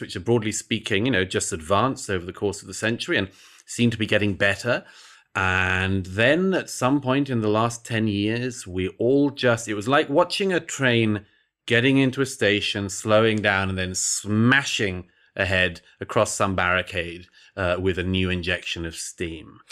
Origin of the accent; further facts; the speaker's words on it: United Kingdom; I grew up in Britain in the nineteen eighties and nineties